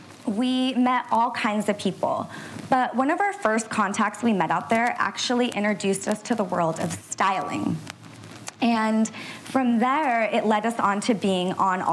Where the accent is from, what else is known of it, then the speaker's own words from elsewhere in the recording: Orange County, California, United States; We're first-generation East Indian women who were born and raised in Orange County, California. And we were coming from an Indian background